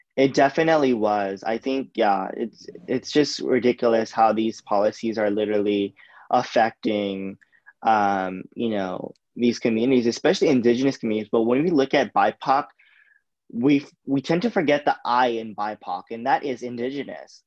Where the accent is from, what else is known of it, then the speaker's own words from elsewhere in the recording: United States; I'm Indian, Asian American